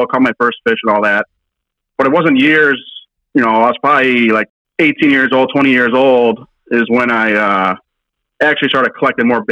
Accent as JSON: {"language": "English", "area": "Fox Chain O'Lakes area", "region": "Illinois", "country": "United States", "tie": "born or raised there", "said": "I grew up in the Fox Chain area here my whole life"}